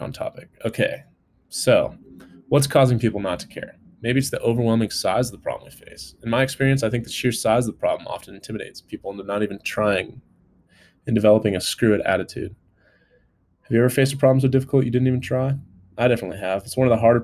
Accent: California, United States; now in Colorado, United States; from back home in California

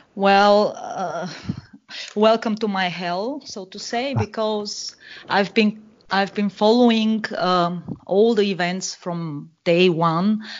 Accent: Bulgaria; also born or lived in Germany; now in Vienna, Austria; I live in uh, Vienna, Austria, but I'm originally from Bulgaria.

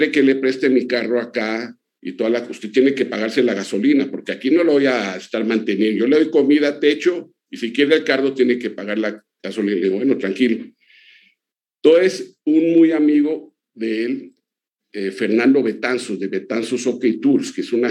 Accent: Colombia; also born or lived in Mexico City; era colombiano. Y mexicano porque mi corazón está en ese país. Yo viví muchos años en, en el DF, yo me crié en el DF, yo viví de los 10 a los 16 años en el DF

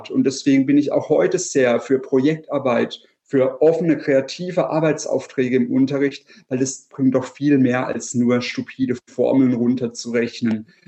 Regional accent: Freiburg, Baden-Württemberg, Germany; Also ich komme aus Freiburg, der wärmsten Stadt Deutschlands und der schönsten Stadt Deutschlands auf jeden Fall.

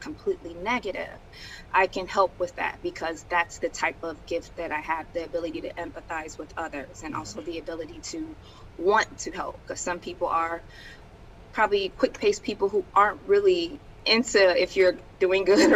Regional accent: Chicago, Illinois, United States; I was born in Chicago

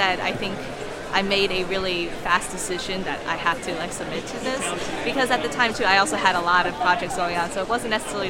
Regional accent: Gaithersburg/Rockville, Maryland area, United States; also born or lived in Washington, D.C.; I'm from Washington, D.C.

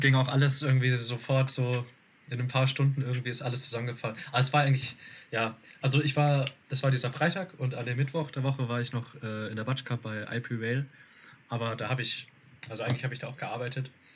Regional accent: Rhine-Main area, Hesse, Germany; wir kommen aus dem Rhein-Main-Gebiet so, ähm, Darmstadt, Frankfurt, Wiesbaden

